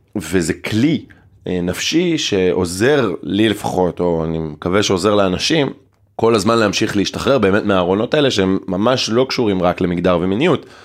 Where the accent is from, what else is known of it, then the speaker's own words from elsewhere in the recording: Ein HaShofet, Haifa District, Israel; now in Tel Aviv, Israel; היום אני תל אביבי, במקור אני מקיבוץ עין השופט